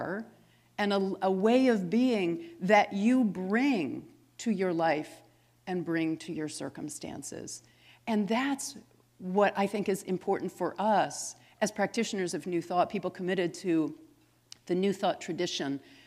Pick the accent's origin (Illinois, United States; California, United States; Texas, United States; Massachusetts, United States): Massachusetts, United States; I'm from Massachusetts